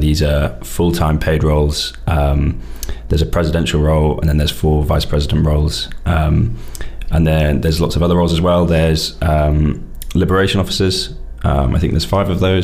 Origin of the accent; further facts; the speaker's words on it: Cornwall, South West England, United Kingdom; moved away as an adult; now in Edinburgh, United Kingdom; I'm from Cornwall